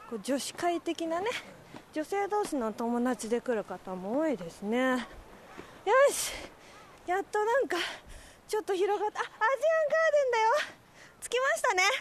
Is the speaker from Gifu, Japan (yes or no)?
no; Yokohama, Kanagawa, Japan; 横浜ですあ横浜